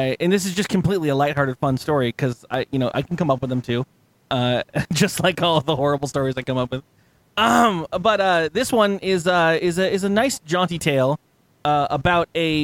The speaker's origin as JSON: {"language": "English", "region": "West Coast", "country": "United States", "tie": "born or raised there", "said": "I grew up on the West Coast"}